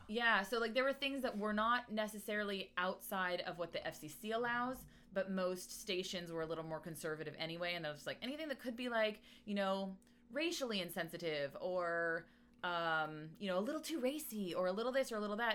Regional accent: La Verne, California, United States; I grew up in Laverne. Uh-huh. Uh, which is close to the LA County Fairgrounds

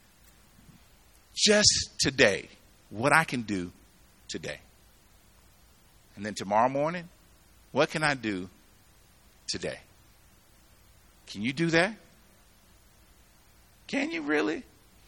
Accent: the South, United States; now in Colorado, United States; I grew up in the South

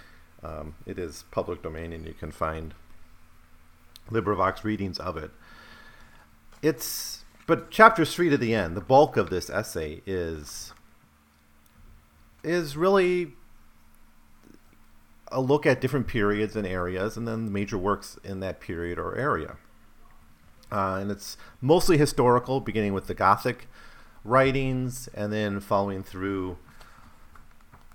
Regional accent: United States; As an American

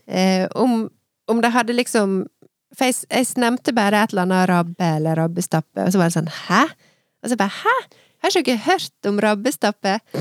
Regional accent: Søre Sunnmøre, Møre og Romsdal, Norway; der jeg kommer fra.

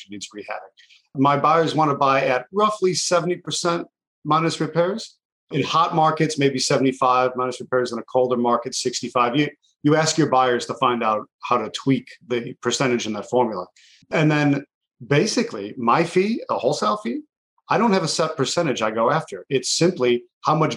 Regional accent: Buffalo, New York, United States; I grew up right on the border. I'm from Buffalo, New York

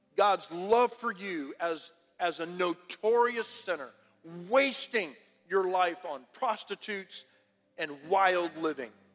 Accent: Harlingen, Texas, United States; I'm from Harlingen, about 25 minutes away or so

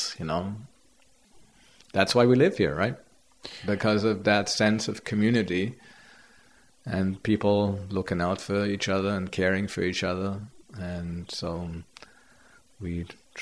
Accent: Germany; moved away as an adult; now in Pender Island, Canada; I grew up in Germany. I was born in 56

